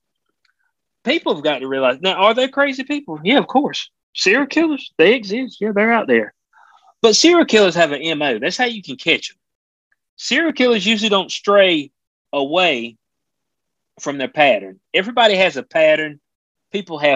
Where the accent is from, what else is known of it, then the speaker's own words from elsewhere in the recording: North Carolina, United States; in North Carolina, my home state